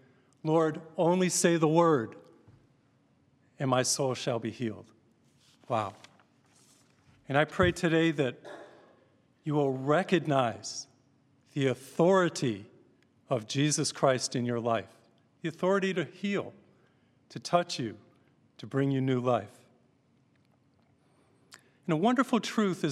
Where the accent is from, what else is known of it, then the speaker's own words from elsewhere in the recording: Massachusetts, United States; I grew up in Massachusetts